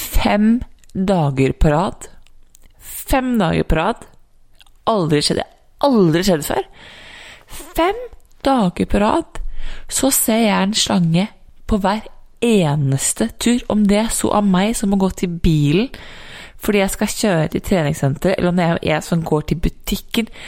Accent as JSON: {"language": "Norwegian", "country": "Norway", "also_born_or_lived": "United States", "moved": "as an adult"}